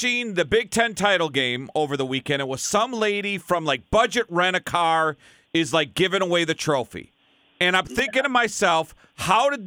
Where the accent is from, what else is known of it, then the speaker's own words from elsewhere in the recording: South St. Paul, Minnesota, United States; I grew up in South St. Paul, and we were a big hockey school